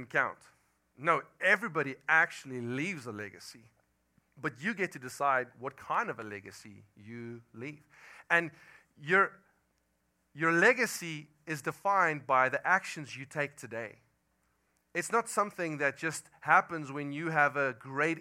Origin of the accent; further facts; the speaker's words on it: South Africa; English is a second language; moved away; I come from South Africa